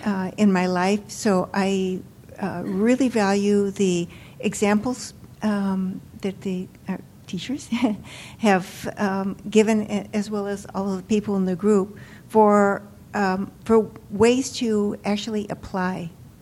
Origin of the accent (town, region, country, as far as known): Mountain View, California, United States